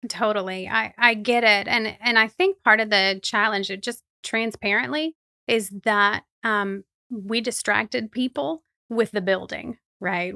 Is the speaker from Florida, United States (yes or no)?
yes; Plant City, Florida, United States; also born or lived in Lakeland; I am a native Floridian, which is a strange thing, I think, sometimes, but I was, um, born and raised in Plant City